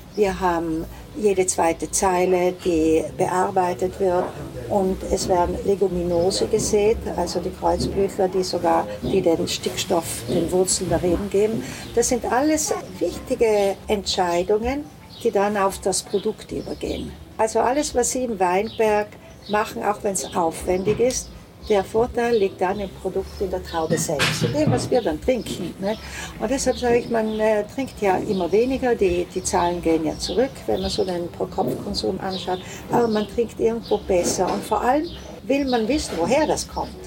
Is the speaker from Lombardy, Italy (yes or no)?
yes; Milan, Lombardy, Italy; moved away as an adult; also born or lived in Venice / South Tyrol; now in Tramin, Italy; Ich komme aus Mailand, meine Eltern sind Südtiroler, die nach Mailand gezogen sind nach dem Krieg